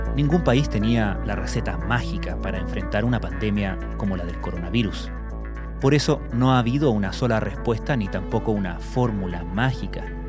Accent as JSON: {"language": "Spanish", "country": "Chile"}